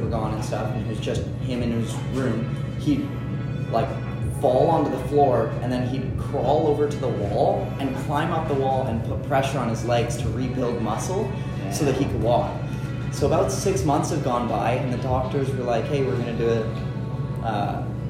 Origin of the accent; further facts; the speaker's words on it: Canada; we're Canadian, not American